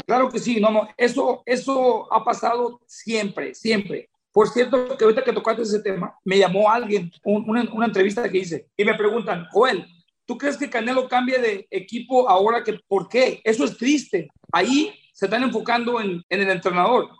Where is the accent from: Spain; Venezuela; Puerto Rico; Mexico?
Mexico; Jiquilpan, Michoacán; moved away; Jiquilpa, Michoacán, mi tierra, ahí nací